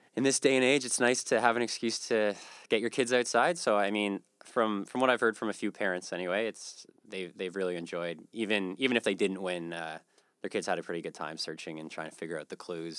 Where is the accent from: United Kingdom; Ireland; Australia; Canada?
Canada; East Coast; also born or lived in Western Canada; now in Halifax, Canada; I'm from the East Coast originally, and I, I moved out west for a while